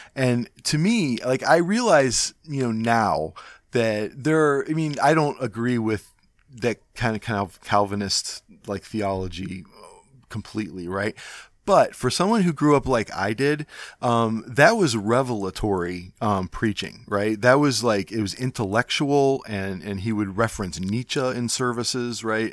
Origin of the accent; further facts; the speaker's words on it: Cleveland, Ohio, United States; I'm from Cleveland